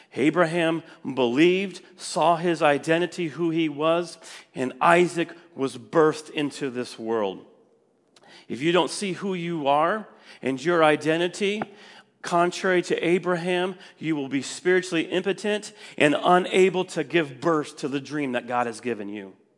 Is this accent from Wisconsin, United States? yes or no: yes; Wisconsin, United States; moved away; I was from Wisconsin, and I just didn't want to move back.